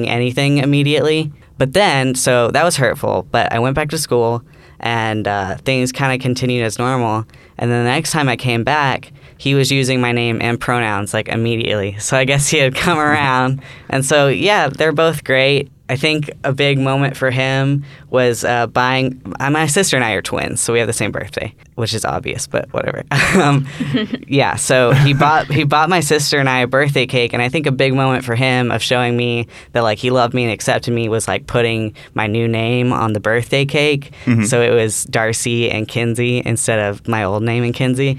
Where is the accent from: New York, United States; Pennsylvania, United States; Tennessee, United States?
Tennessee, United States; Nashville; moved away as an adult; now in Alabama, United States; I'm from Nashville, Tennessee, so still the South